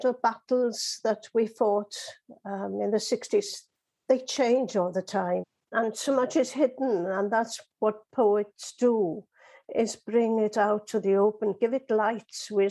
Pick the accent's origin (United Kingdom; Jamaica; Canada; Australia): United Kingdom; Wales; being Welsh, being in a country that has had to fight for the right to live one's life in Welsh